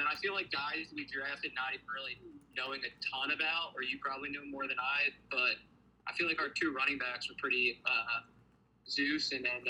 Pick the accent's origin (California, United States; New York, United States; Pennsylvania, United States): Pennsylvania, United States; Philadelphia; accent: Philly accent; I was born in Philly, so I lived in Longcrest until I was, like, in first grade.